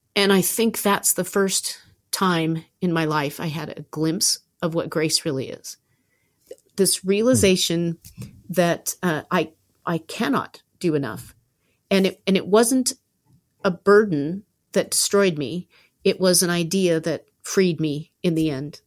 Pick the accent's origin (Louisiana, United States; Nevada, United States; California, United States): California, United States; Southern; also born or lived in Berkeley, California; I went home immediately to my hometown in, in Southern California from Berkeley